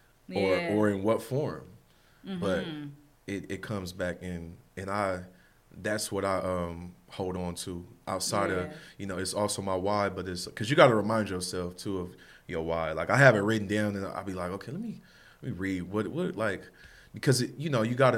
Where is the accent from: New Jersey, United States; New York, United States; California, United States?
California, United States; Long Beach; I'm from Long Beach, and We all know how it is out here.